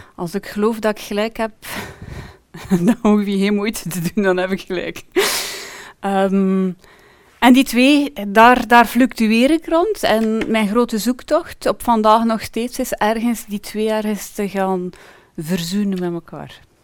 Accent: Ypres, Flanders, Belgium; ik heb altijd eh, gewoond, ben geboren en getogen in Yper

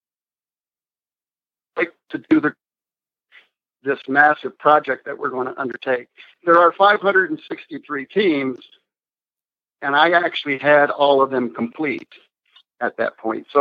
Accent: Bradford County, Pennsylvania, United States; I'm actually from Bradford County, which is up near the New York state line

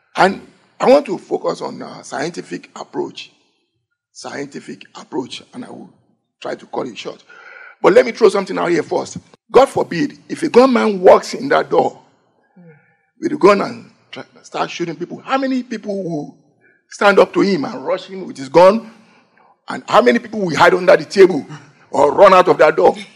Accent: Lagos, Nigeria; moved away; I grew up with that in Lagos, Nigeria.

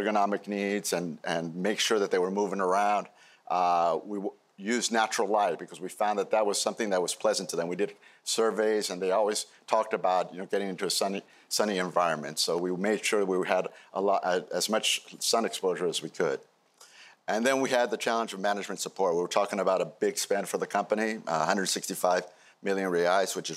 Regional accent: Peru; moved away; my home country, Peru.

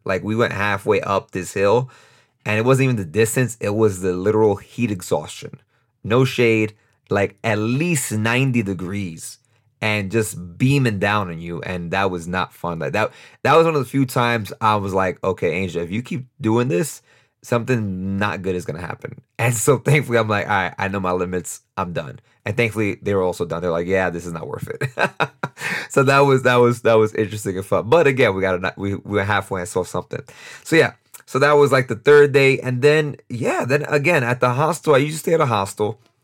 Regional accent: New York, United States; moved away as an adult; now in Costa Rica; I'm from New York, but I live in Costa Rica

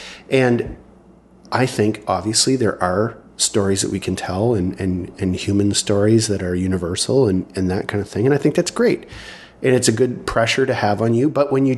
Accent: Canada; being a Canadian author

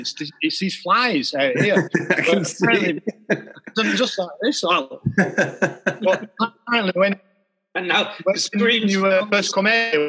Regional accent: Wardour Village, England, United Kingdom; I come from Wardour Village, yeah, and it's like a maybe a little bit of farming village or whatever, you know, right at the foot of the Pennine.

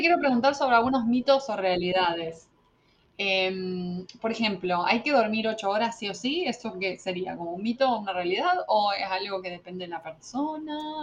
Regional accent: Argentina; moved away as an adult; also born or lived in Buenos Aires; now in United States; siempre sufrí en toda mi adolescencia en Argentina

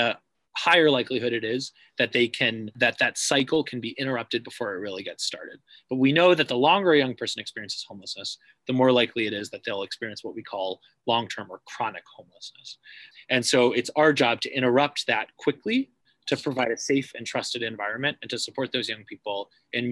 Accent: Cambridge, Massachusetts, United States; now in New Haven, United States; I grew up in Cambridge

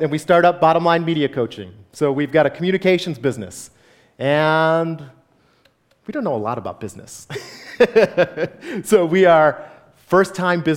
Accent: Grosse Pointe, Michigan, United States; moved away as an adult; also born or lived in Phoenix, Arizona; I went to a Lutheran church growing up in Grosse Pointe

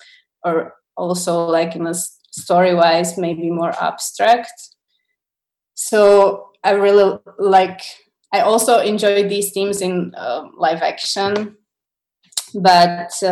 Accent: Slovakia; English is a second language; also born or lived in Czech Republic; because we grew up in here in Slovakia and Czech.

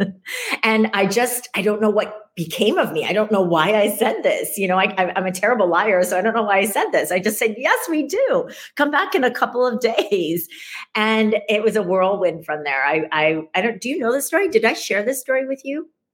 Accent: Ames, Iowa, United States; now in New York City, United States; I grew up in Ames, Iowa, of all places

